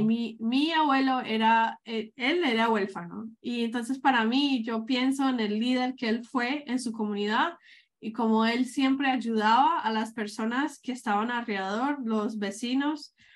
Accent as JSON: {"language": "Spanish", "town": "Medellín", "region": "Antioquia", "country": "Colombia", "moved": "yes", "said": "yo soy colombiana, que yo soy de Medellín"}